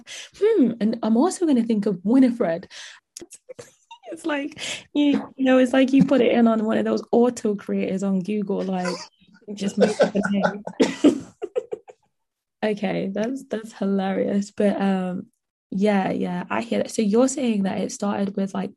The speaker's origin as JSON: {"language": "English", "country": "Jamaica", "said": "I am Jamaican"}